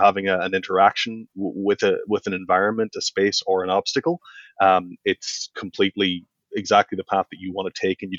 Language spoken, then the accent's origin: English; County Donegal, Ireland; now in Belfast, United Kingdom; I grew up in Northern Donegal in Southern Ireland